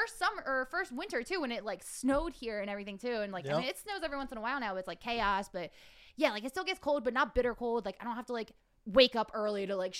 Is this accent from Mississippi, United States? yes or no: no; Philadelphia, Pennsylvania, United States; moved away as an adult; now in Las Vegas, United States; I came out here in adulthood actually for college, too. So, I grew up in Philly, suburbs of Philly, and then grew up in the city of Philly.